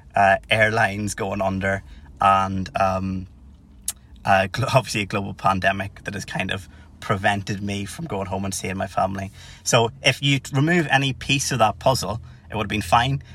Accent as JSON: {"language": "English", "area": "Tyrone", "region": "Northern Ireland", "country": "United Kingdom", "moved": "as an adult", "lives_now": "Cardiff, United Kingdom", "said": "as you can probably guess by the accent, I'm not from Cardiff or Wales. I'm from Tyrone originally."}